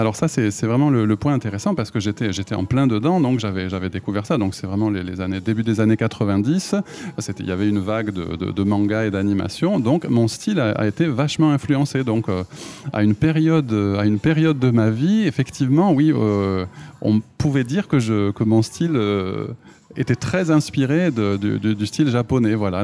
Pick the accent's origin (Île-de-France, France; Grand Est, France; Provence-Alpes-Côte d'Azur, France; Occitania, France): Occitania, France; Toulouse; moved away as an adult; now in Japan; je suis de Toulouse